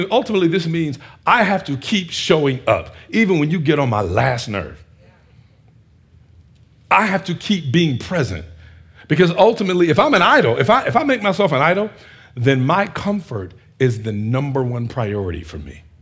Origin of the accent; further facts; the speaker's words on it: Northeast, United States; I'm from this, I'm from the Northeast. This is what we do.